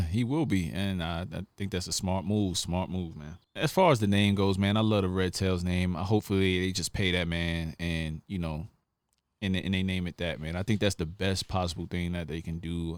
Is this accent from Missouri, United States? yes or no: no; New York, United States; I come from New York, we both not street dudes, but we grew up in some tough environments